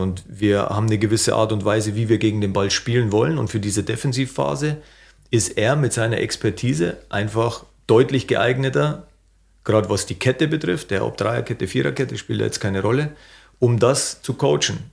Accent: Bavaria, Germany; accent: Bavarian; moved away as an adult; now in Hanover, Germany; immer in meinem Heimatland Bayern gewesen zu sein

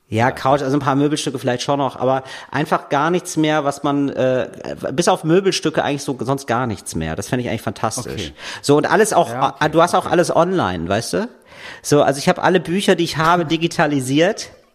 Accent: Germany; ich als Deutscher

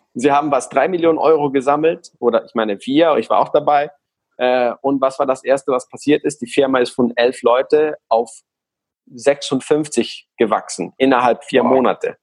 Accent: Guatemala; German is a second language; now in Hamburg, Germany; ich komme aus Guatemala und deswegen habe ich so einen komischen, ja, eine komische Grammatik und ab und zu mal eine komische äh, äh, Aussprache

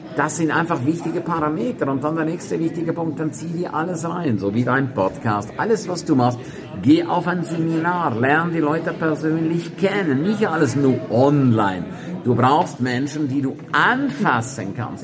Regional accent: St. Moritz, Graubünden, Switzerland; in meiner Heimatstadt, in St. Moritz

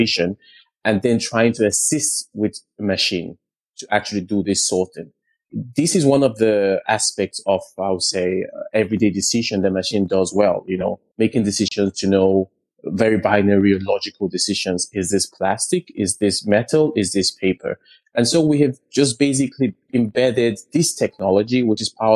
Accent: Lagos, Nigeria; Nigeria is my home country, and I grew up in the south of Lagos

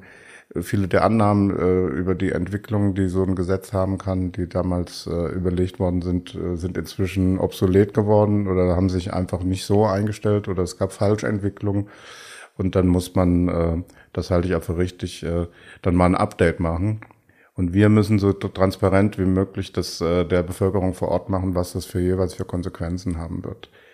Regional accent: Bad Ems, Rhineland-Palatinate, Germany; also born or lived in Koblenz; in Bad Ems, meiner Heimatstadt

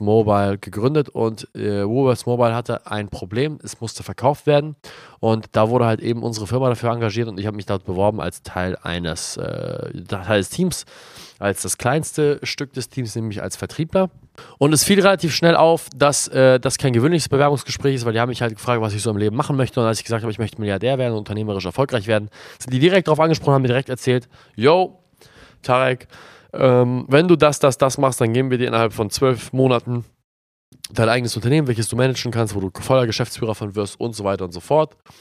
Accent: Germany; also born or lived in Australia; hier bei uns in Deutschland

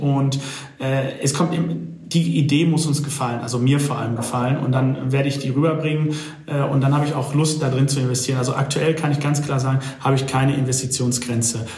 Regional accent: Dortmund, North Rhine-Westphalia, Germany; ich komme ja aus Dortmund

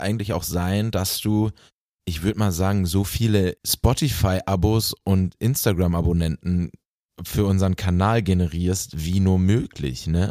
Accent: Bielefeld, North Rhine-Westphalia, Germany; moved away; in meiner Heimat nach äh, Bielefeld

